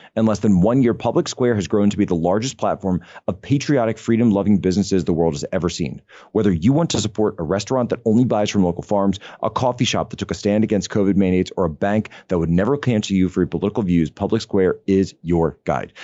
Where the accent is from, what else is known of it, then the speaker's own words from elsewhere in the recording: Norristown, Pennsylvania, United States; moved away; my hometown of Norristown, which is about, uh, I don't know, eight to ten miles outside of Philadelphia